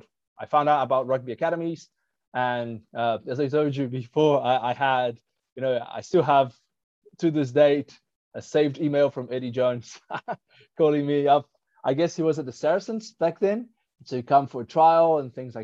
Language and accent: English; Brazil; English is a second language; moved away as an adult; also born or lived in South Africa; I was born and raised in Brazil